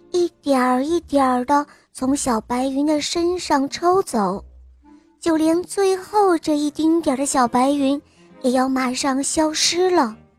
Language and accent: Chinese; Yantai, Shandong, China; 今年六岁了，我来自烟台